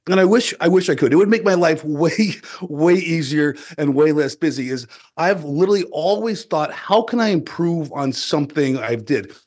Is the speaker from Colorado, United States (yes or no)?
yes; southeastern Colorado, United States; I grew up on a farm and ranch in the southeastern corner of Colorado